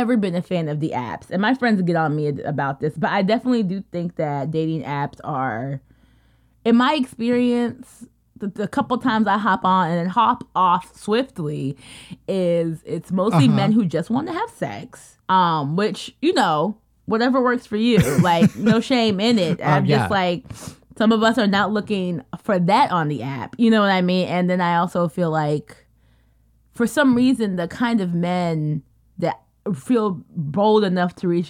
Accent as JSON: {"language": "English", "country": "United States", "tie": "born or raised there", "said": "we're like the small fraction of us who were actually American born. And I think for me, growing up as a Kenyan American"}